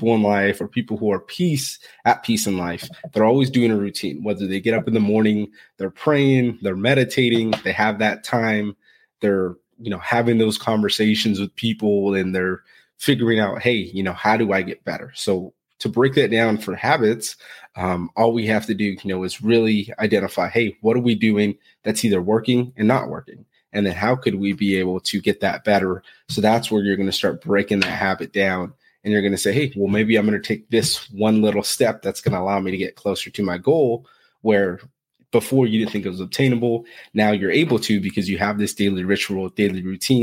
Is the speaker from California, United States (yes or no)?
yes; Fresno, California, United States; I'm originally from Fresno, California, which it's the center of California. So it's hot there. Not really much going on. So grew up, split household